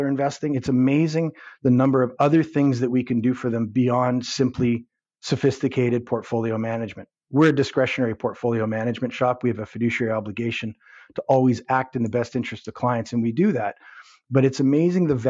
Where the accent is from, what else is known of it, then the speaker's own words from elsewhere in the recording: Winnipeg, Manitoba, Canada; moved away as an adult; now in Toronto, Canada; I grew up in Winnipeg, moved to Southern Ontario, to Toronto when, in the mid-90s